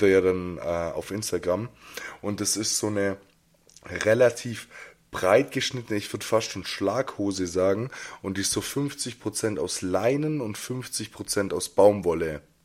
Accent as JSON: {"language": "German", "town": "Jungingen", "region": "Baden-Württemberg", "country": "Germany", "tie": "born or raised there", "said": "Als ich 14, 15 war, habe ich angefangen, bei uns in Jungingen ins Jugendzentrum zu gehen."}